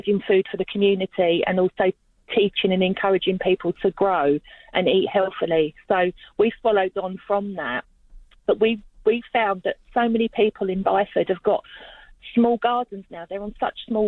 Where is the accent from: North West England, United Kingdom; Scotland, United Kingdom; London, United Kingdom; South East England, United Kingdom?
London, United Kingdom; now in Australia; as you probably get from my accent, I'm originally from London, and I grew up with growers